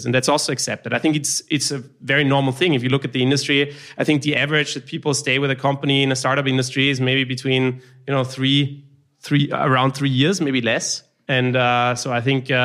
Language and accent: English; Austria; I'm from Austria